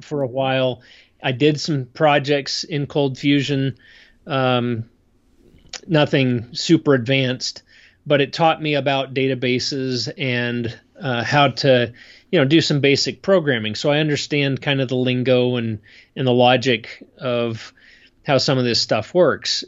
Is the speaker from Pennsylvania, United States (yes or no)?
yes; State College, Pennsylvania, United States; moved away as an adult; also born or lived in Idaho; now in Utah, United States; I grew up in a college town